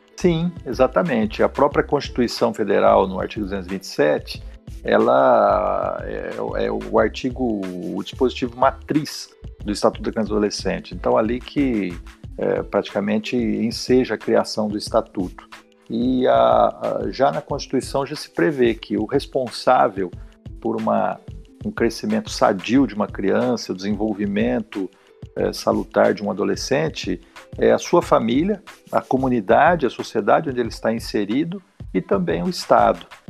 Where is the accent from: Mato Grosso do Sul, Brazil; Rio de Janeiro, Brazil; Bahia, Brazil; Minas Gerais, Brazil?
Mato Grosso do Sul, Brazil; moved away as an adult; also born or lived in Franca / São Paulo; now in São José do Rio Preto, Brazil; voltei para casa dos meus pais, onde eu fui criado, no Mato Grosso do Sul